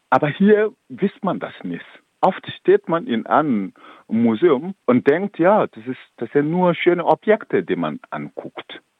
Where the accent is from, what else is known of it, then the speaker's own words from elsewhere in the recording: Burkina Faso; German is a second language; Ich komme aus Burkina Faso, ich weiß, wie es in Burkina Faso zum Beispiel läuft.